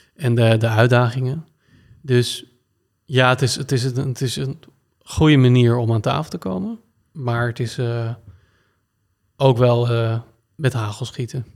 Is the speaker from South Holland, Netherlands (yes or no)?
no; Blaricum, North Holland, Netherlands; also born or lived in Naarden; Ik ben geboren in Naarden, in het ziekenhuis. En ik ben opgegroeid in uh, Blarikum.